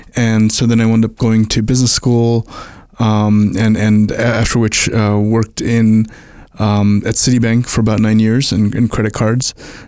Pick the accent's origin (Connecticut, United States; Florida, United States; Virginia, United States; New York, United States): New York, United States; Brooklyn; also born or lived in India / Long Island / Puerto Rico / New Jersey; I was born in India, moved to the US when I was a toddler, and grew up in Brooklyn, then Long Island, then Puerto Rico, then New Jersey, and then went to college.